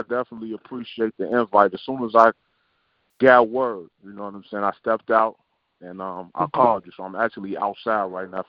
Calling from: Chicago, Illinois, United States; I'm calling from the South Side of Chicago, man.

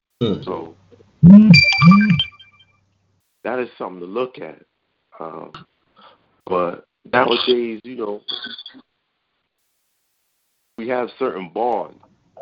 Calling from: New York City, New York, United States; I'm calling from the Bronx tonight.

